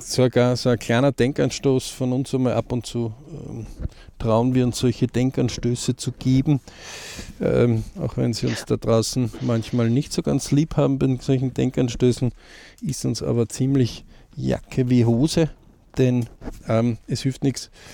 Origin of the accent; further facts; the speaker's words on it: Austria; bei uns in Österreich